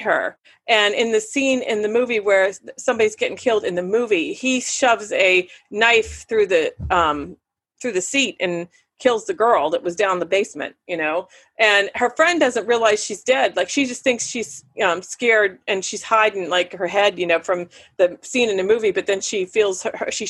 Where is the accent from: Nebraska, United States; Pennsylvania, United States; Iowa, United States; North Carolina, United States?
Pennsylvania, United States; Punxsutawney; the movie theater that I grew up in Punxsie with, the Jefferson Theater